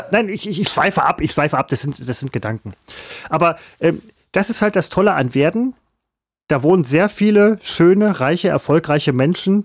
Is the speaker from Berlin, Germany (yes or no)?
no; Essen, North Rhine-Westphalia, Germany; der Stadtteil, wo ich herkomme